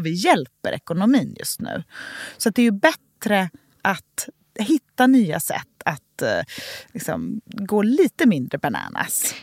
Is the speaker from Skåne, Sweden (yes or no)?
no; Gothenburg, Västra Götaland, Sweden; runt matbordet i Änggården där jag är uppvuxen i Göteborg